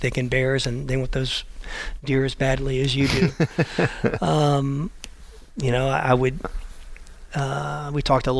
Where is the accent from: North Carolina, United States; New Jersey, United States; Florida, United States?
Florida, United States; I'm from Florida and I hate cold weather. My blood is so thin